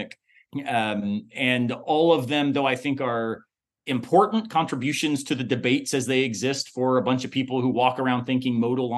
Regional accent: the South, United States; I'm from the South

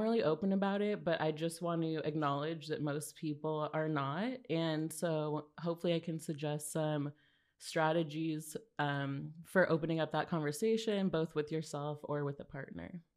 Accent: Los Angeles, California, United States; now in New York, United States; I'm from California.

